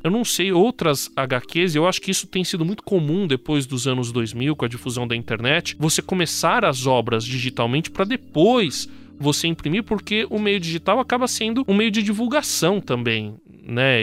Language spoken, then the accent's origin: Portuguese; ABC Paulista, São Paulo, Brazil; como eu sou do ABC, eu lembro, a gente tinha a Gibiteca, ou tem ainda a Gibiteca, em Santo André e em São Sim. Bernardo